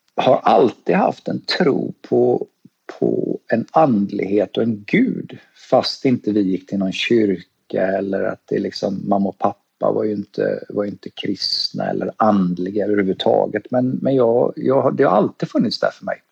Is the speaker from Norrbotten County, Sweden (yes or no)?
no; Gothenburg, Västra Götaland, Sweden; moved away as an adult; also born or lived in Stockholm / Thailand / California; now in Australia; Född och uppväxt i Göteborg